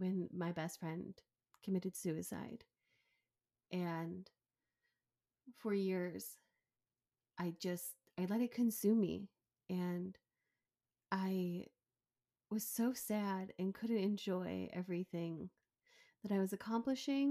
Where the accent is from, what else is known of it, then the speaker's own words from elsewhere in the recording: right outside of Chicago, Illinois, United States; moved away as an adult; also born or lived in Cleveland, Ohio / Oregon; we grew up right outside of Chicago